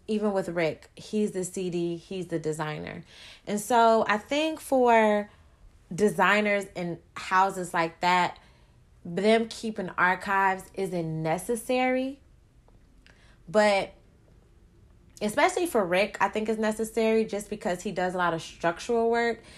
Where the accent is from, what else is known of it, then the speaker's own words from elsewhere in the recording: Chicago, Illinois, United States; I'm from Chicago